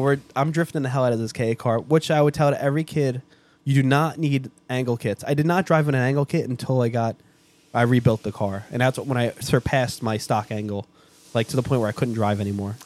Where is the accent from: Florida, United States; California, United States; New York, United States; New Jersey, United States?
New York, United States; New York City; I'm from Staten Island